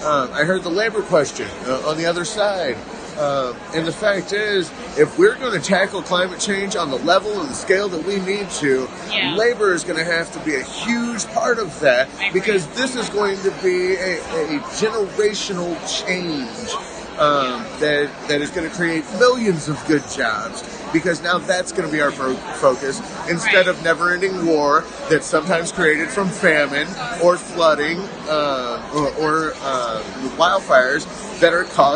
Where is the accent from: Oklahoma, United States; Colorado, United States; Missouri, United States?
Missouri, United States; I'm from Missouri.